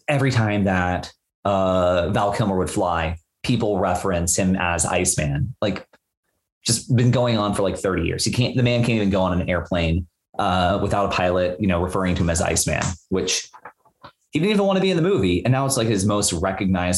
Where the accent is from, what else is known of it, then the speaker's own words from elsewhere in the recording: Bermuda; I grew up in Bermuda